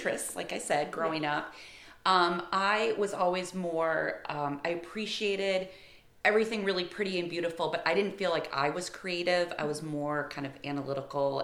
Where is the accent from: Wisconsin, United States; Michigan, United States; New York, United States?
Michigan, United States; moved away; I'm from Michigan, and growing up, I literally had Lake Huron as my backyard.